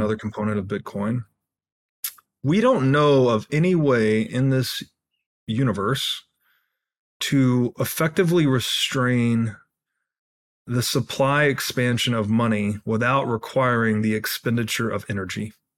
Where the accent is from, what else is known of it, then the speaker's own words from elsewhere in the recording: Tennessee, United States; I grew up in Tennessee